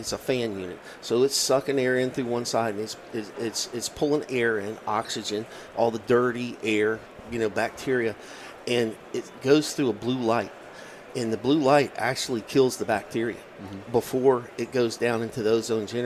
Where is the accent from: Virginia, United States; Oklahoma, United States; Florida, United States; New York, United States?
Virginia, United States; my home state of Virginia